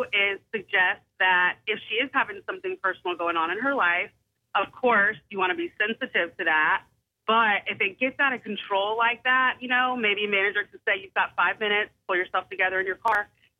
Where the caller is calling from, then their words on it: West Ashley, South Carolina, United States; West Ashley.